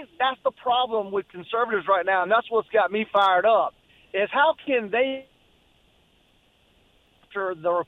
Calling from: Florence, United States; … from Florence.

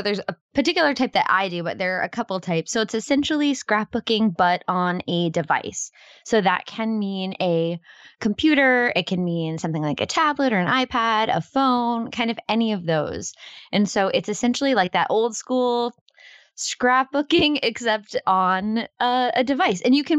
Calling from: New Hampshire, United States; New Hampshire.

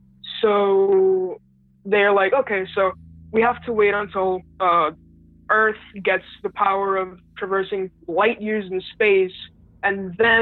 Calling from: Puerto Rico; Puerto Rico.

